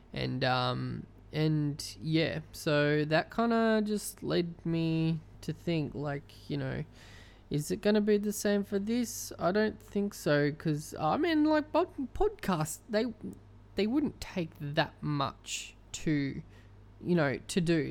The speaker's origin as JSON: {"language": "English", "country": "Australia", "said": "I'm Australian"}